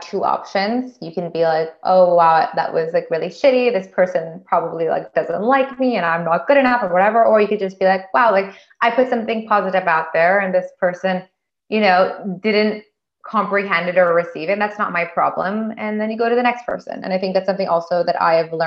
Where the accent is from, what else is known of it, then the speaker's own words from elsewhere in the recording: United States; moved away as an adult; now in France; I'm an American, you know, and don't speak the language